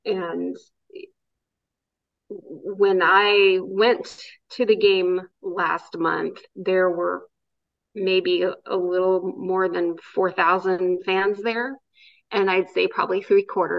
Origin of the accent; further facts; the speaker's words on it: Oakland, California, United States; I grew up in that ballpark. Well, I grew up in the Coliseum.